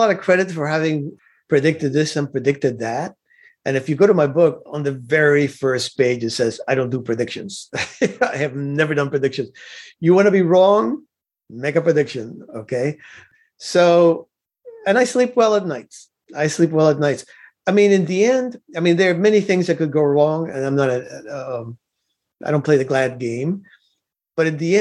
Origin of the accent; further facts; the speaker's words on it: Cuba; now in United States; I was not born in the United States of America. I was born in Cuba